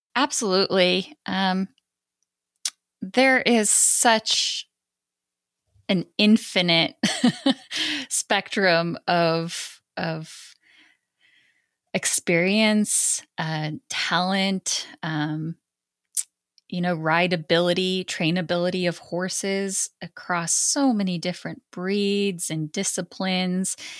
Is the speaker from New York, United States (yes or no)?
no; Montana, United States; I grew up in Montana